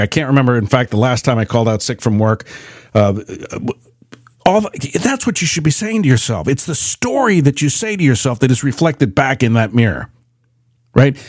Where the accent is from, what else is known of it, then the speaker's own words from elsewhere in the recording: United States; I'm from the United States